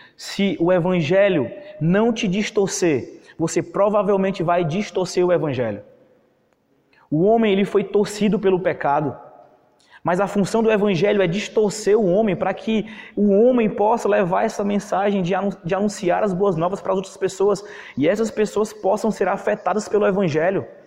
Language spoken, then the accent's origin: Portuguese; Parnaíba, Piauí, Brazil; Eu sou aqui do Piauí, de Parnaíba